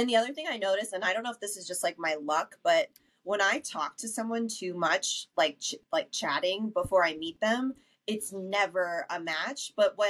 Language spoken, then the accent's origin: English; New York City, New York, United States; moved away as an adult; also born or lived in Westchester, New York; now in Denver, United States; I grew up in the Bronx.